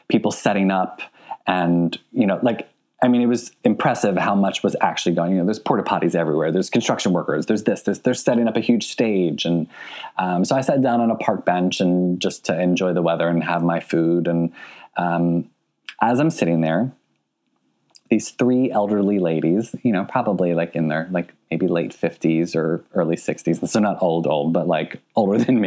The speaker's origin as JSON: {"language": "English", "town": "Philadelphia", "region": "Pennsylvania", "country": "United States", "tie": "born or raised there", "moved": "yes", "said": "Philadelphia. You know, it's my hometown"}